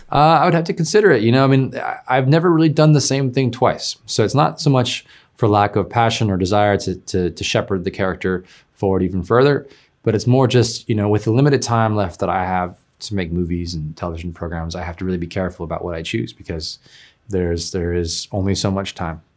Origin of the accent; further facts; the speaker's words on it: Oakland, California, United States; I'm from San Francisco Bay Area, Oakland